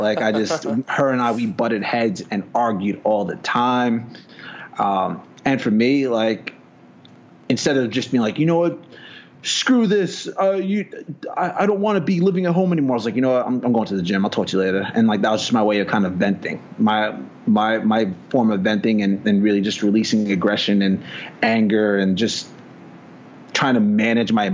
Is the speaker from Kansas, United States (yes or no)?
no; New York, United States; also born or lived in New Jersey; I'm originally from New York. Spent a lot of time in Jersey